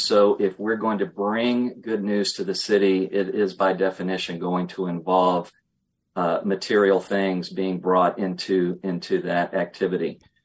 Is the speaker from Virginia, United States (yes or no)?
yes; Emporia, Virginia, United States; I will always be a Virginian at heart. I grew up in Emporia, little town on the North Carolina border.